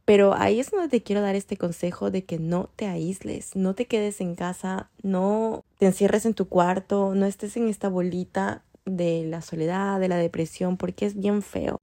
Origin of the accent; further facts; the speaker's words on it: Ecuador; moved away as an adult; now in Vancouver, Canada; en Ecuador